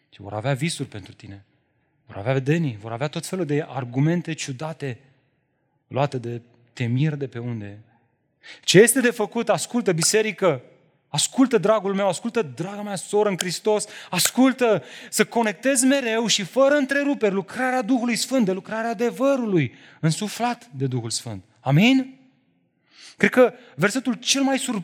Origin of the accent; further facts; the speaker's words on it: Romania; Noi, românii, trăim într-o societate și într-o cultură religioasă